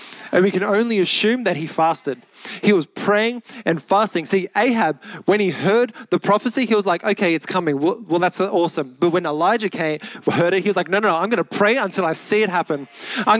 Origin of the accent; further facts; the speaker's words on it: Mount Druitt, New South Wales, Australia; Mount Druitt, 2770. Come on. That's my hometown.